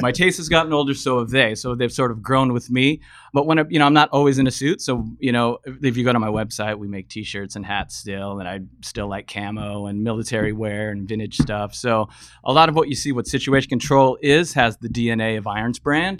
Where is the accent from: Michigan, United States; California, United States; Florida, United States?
California, United States; San Diego; moved away as an adult; also born or lived in Los Angeles; now in Bay Area, United States; Originally from, from San Diego, grew up down in SoCal.